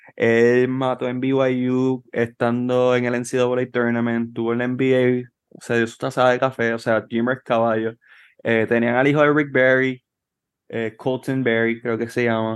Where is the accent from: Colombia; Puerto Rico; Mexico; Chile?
Puerto Rico; Trujillo Alto; yo soy de Trujillo